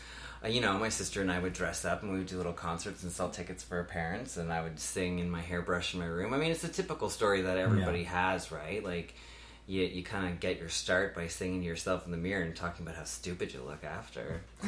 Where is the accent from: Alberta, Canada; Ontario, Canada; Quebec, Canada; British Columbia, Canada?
Ontario, Canada; Trout Creek; So I was born and raised in a small town outside of North Bay called Trout Creek. I was born on a farm on a dead end. Me and my sister and my two parents, and then we lived on a dead end with all the rest of my family